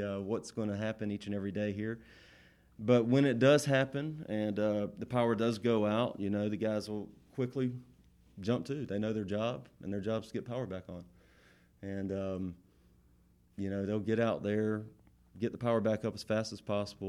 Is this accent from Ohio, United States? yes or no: no; Thomasville, Georgia, United States; I grew up here in Thomasville